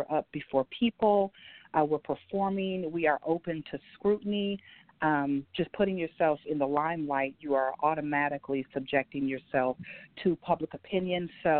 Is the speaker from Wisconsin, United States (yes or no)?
yes; Milwaukee, Wisconsin, United States; now in Nashville, United States; I'm actually a native of Milwaukee, Wisconsin. I've lived in Nashville for almost 10 years now, but I was born and raised in Milwaukee, Wisconsin.